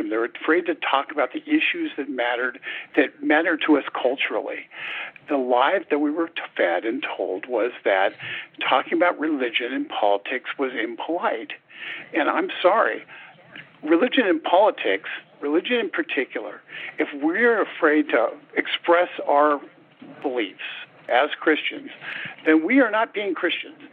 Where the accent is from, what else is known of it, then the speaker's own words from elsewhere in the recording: California, United States; Well, I Grew up in Southern California, did in more rural part out in Riverside County primarily.